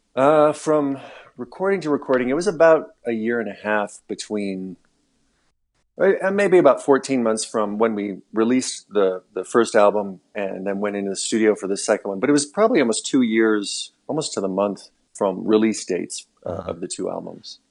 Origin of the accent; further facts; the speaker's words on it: Missoula, Montana, United States; moved away as an adult; also born or lived in Alaska; when we moved back to my hometown, Missoula